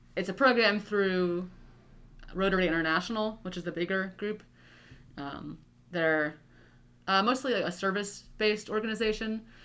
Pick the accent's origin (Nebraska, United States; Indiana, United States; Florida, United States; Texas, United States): Nebraska, United States; Hastings; also born or lived in Cambridge, England; I'm from Hastings, Nebraska. I wasn't born there, but I grew up. All of my life that I can remember is from Hastings.